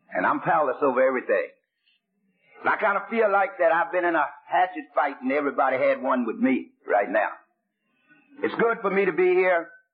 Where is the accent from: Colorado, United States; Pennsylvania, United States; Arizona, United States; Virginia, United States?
Pennsylvania, United States; Pittsburgh; I was born in Pittsburgh, Pennsylvania